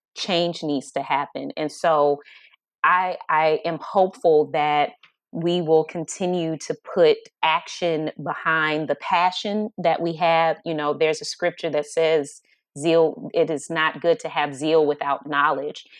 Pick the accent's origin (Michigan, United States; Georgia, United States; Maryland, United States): Georgia, United States; Atlanta; now in Los Angeles, United States; I'm from Atlanta, Georgia, but I live in L A." L A is home, but it's my second home. And I think Atlanta, because I was born and raised there